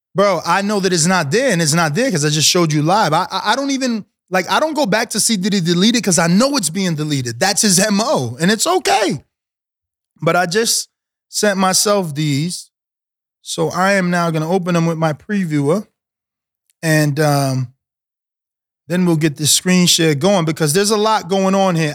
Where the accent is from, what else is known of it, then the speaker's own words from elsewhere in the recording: New York City, New York, United States; I'm from New York City area